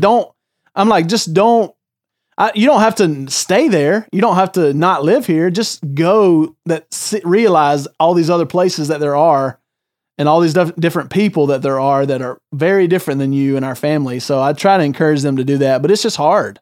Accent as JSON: {"language": "English", "town": "Greer", "region": "South Carolina", "country": "United States", "tie": "born or raised there", "moved": "as an adult"}